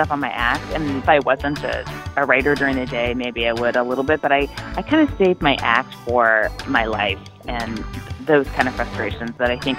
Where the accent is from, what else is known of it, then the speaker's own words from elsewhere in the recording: Walnut Creek, California, United States; I grew up in Walnut Creek. It's in the East Bay. It's like about 15 minutes from Oakland, Berkeley, but it's over the hills, the East Bay Hills.